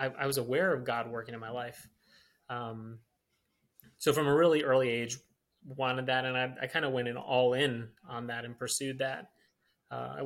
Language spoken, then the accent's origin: English; Michigan, United States; I'm from Michigan, grew up in Michigan